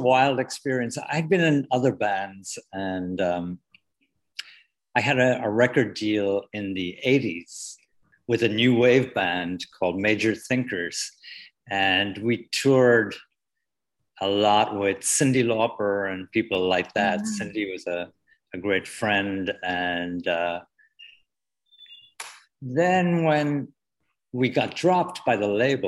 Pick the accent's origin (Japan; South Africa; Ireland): Ireland; Wexford, Leinster; moved away as an adult; now in New York City, United States; I was born in a place called Wexford in the southeast corner.